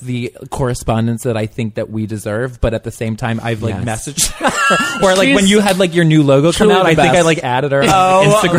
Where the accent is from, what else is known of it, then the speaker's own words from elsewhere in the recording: Bel Air, Maryland, United States; I grew up just north of Baltimore.